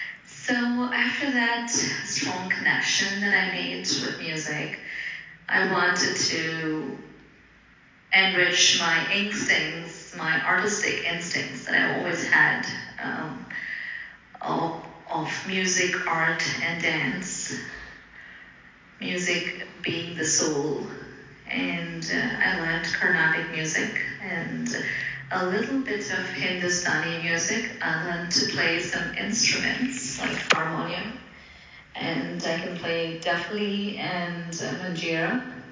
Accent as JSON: {"language": "English", "region": "Dubai", "country": "United Arab Emirates", "tie": "born or raised there", "also_born_or_lived": "Bangalore, India", "first_language": "Telugu", "second_language": "English", "said": "I was born in Bangalore, and I speak about six languages. My mother tongue is Telugu. Apart from that, I speak Tamil, Hindi, Kannada, English, a little bit of Arabic because I was raised in Dubai."}